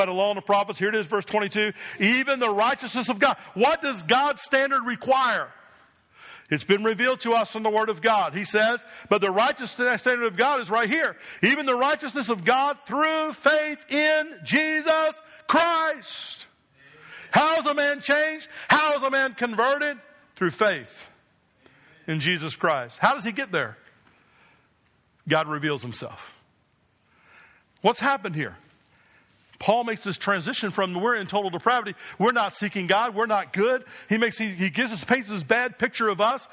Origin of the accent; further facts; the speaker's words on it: New Jersey, United States; I was a young boy growing up in New Jersey